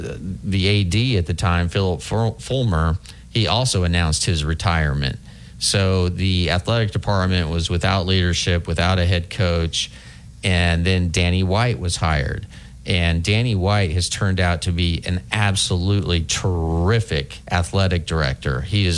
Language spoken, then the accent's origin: English; Midwest, United States; when I was living, growing up in the Midwest